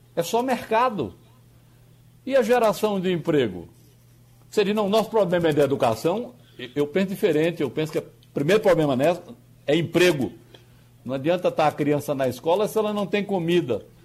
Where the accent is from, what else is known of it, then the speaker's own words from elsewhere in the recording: Northeast Region, Brazil; eu tenho dupla nacionalidade, eu sou nordestino e sou também brasileiro